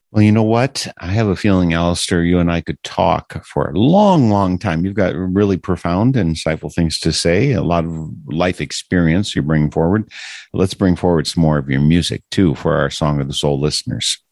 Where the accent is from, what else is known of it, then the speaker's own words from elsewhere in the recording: Wisconsin, United States; I am from Wisconsin